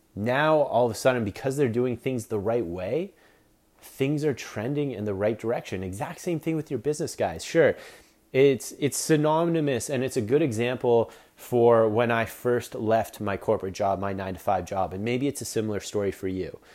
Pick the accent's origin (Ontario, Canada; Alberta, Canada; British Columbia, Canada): Ontario, Canada; Collingwood; Small town called Collingwood, Ontario